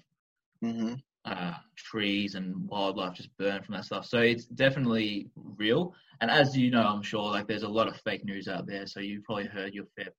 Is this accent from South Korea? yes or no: no; Melbourne, Victoria, Australia; also born or lived in South Carolina; If you guys can't tell my accent, I'm from Melbourne, Australia.